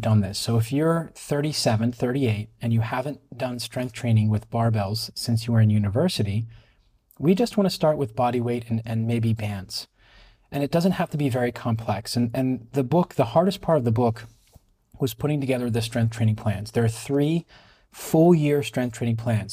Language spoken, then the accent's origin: English; Pittsburgh, Pennsylvania, United States; moved away as an adult; now in Israel; I was born and raised in Pittsburgh, Pennsylvania.